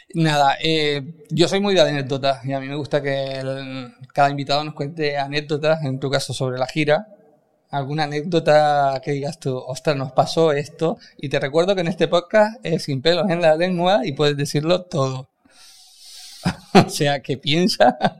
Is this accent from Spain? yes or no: yes; Canary Islands, Spain; Somos canarios